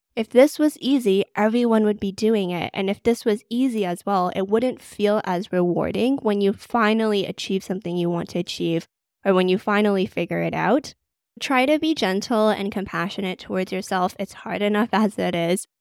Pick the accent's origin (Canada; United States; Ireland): Canada; Vancouver, British Columbia; moved away as an adult; now in London, United Kingdom; I'm originally from Vancouver, Canada